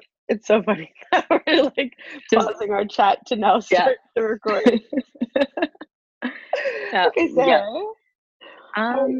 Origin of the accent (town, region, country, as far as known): Ottawa, Ontario, Canada